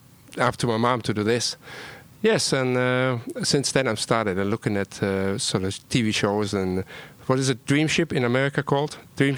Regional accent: Cologne, North Rhine-Westphalia, Germany; moved away; I'm from Germany. Where? Cologne.

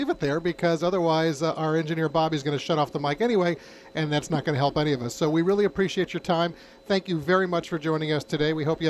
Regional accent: New York City area, United States; also born or lived in Washington, D.C.; Mary and I, we grew up here in the New York City area, and other than a few years mm-hmm. living in Washington, D.C., we've lived in the New York City area our entire life, so we know the city forwards and backwards.

